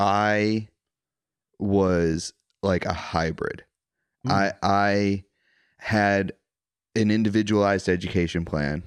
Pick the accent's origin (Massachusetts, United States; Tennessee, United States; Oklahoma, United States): Massachusetts, United States; Wilmington; I'm from Wilmington, Massachusetts.